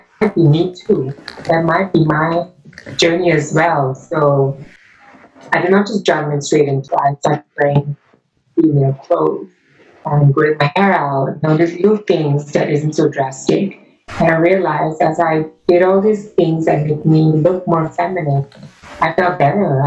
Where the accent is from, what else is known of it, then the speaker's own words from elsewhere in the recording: Singapore; I'm from Singapore